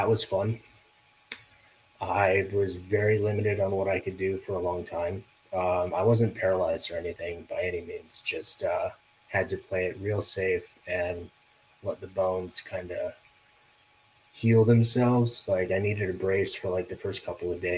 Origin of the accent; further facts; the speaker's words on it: Las Vegas, Nevada, United States; And I grew up in Las Vegas, for those of you who don't know that, which is probably all of you. Yeah, so I grew up in Las Vegas.